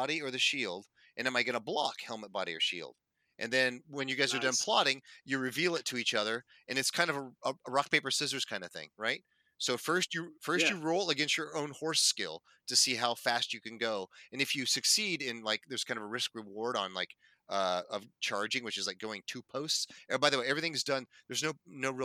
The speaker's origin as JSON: {"language": "English", "region": "Northern California", "country": "United States", "said": "As a Californian and a Northern Californian"}